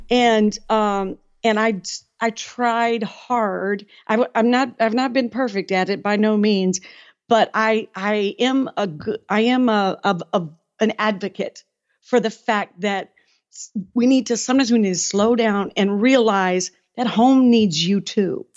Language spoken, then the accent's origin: English; Detroit, Michigan, United States; moved away as an adult; also born or lived in West Virginia; I was from Detroit